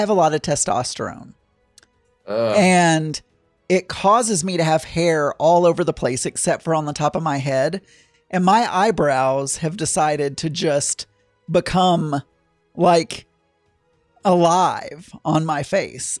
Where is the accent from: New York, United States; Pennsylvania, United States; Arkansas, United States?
Arkansas, United States; we have a winery in my hometown.